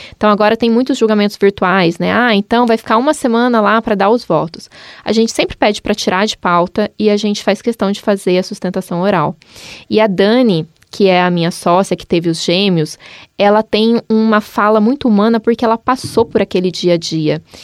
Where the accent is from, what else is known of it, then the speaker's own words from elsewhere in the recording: Maringá, Paraná, Brazil; moved away as an adult; also born or lived in Cascavel; now in Curitiba, Brazil; eu sou de Maringá